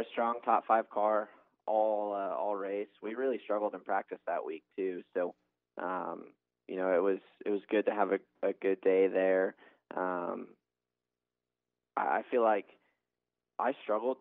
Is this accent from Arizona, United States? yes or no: yes; Arizona, United States; I'm from Arizona